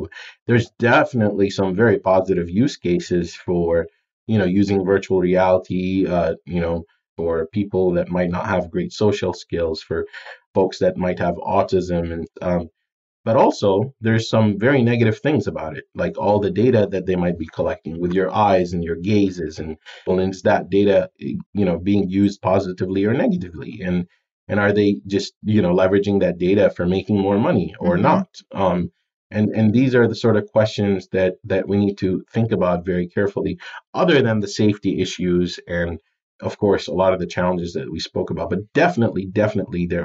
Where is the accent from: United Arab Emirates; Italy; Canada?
United Arab Emirates; moved away; also born or lived in Jordan; I'm from Jordan in the Middle East, and I grew up in the UAE, Dubai, Abu Dhabi area